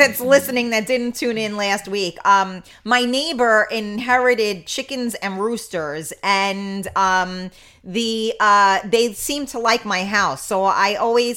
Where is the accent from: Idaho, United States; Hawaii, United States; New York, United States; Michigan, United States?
New York, United States; New York City; I grew up in the Bronx